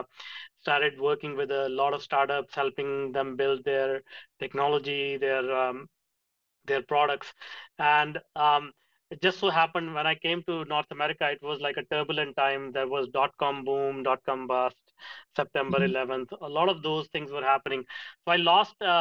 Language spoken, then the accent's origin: English; India; moved away; I grew up in India in a small town